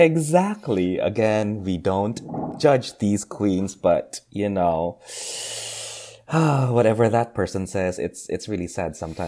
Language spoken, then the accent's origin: English; Philippines; English is a second language; now in London, United Kingdom; I mean, growing up in the Philippines, well, not really growing up, but during my university days in the Philippines